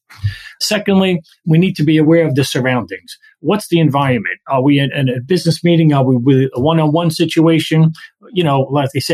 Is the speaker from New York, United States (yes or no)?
yes; New York City, New York, United States; We grew up Italian immigrants in Brooklyn.